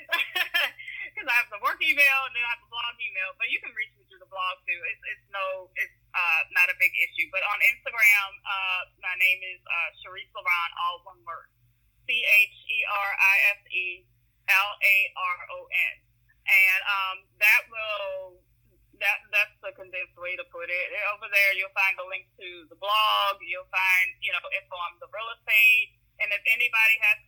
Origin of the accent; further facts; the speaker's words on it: New Orleans, Louisiana, United States; I grew up in the East. So I can tell you, living in the East now